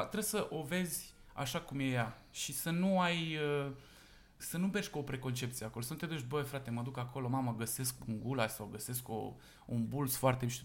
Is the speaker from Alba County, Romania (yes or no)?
yes; Cugir, Alba County, Romania; de unde mă trag eu din Cugir, nu am dezvoltat singularul la virșli. Spunem virșlu. M-am născut în Cugir, județul Alba